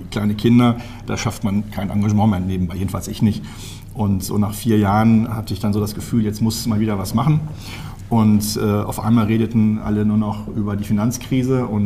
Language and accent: German; Münster, North Rhine-Westphalia, Germany; born there; now in Bergisch Gladbach, Germany; Und ich kam ja gebürtig aus Münster, wo wir, jetzt wieder auf Platz 1 ganz vorne.